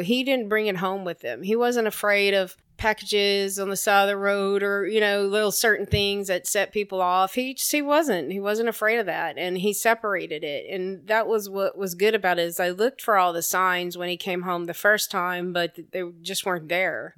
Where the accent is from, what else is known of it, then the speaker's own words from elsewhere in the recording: Lake Charles, Louisiana, United States; moved away as an adult; now in Texas, United States; It was great growing up in the South